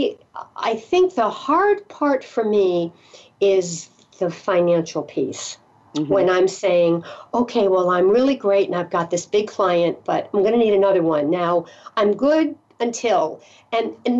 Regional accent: Connecticut, United States; moved away; also born or lived in the South / Rhode Island; I'm originally from Connecticut, but Rhode Island, Connecticut, Massachusetts, New England.

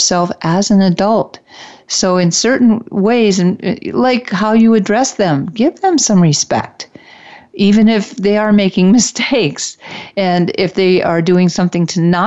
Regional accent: Detroit, Michigan, United States; I'm from the Detroit area, and we had a class trip to the top of one of the tallest buildings in Detroit

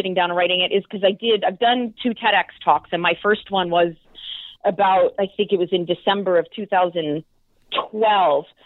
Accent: outside Philadelphia, a small town in Pennsylvania, United States; I was raised a good girl in a small town in Pennsylvania, outside Philadelphia

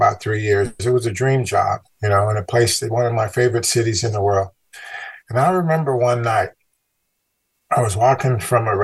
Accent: Chicago, Illinois, United States; moved away; also born or lived in California; growing up in Chicago

